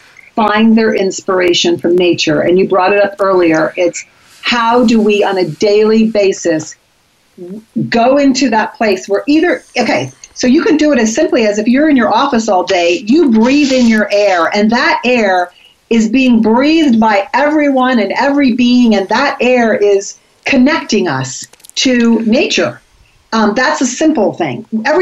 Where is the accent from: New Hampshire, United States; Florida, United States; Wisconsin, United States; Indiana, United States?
Florida, United States; I grew up in Florida